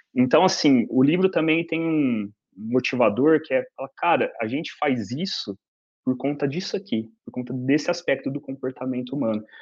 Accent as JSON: {"language": "Portuguese", "town": "Ribeirão Preto", "region": "São Paulo", "country": "Brazil", "said": "eu sou de Ribeirão Preto, no interior de São Paulo"}